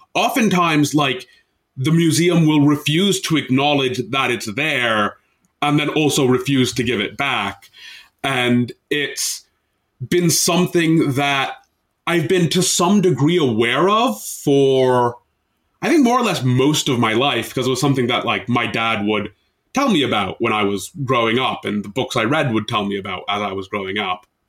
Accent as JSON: {"language": "English", "country": "United States", "tie": "born or raised there", "said": "an Indian Muslim dude living in the U S for my entire life"}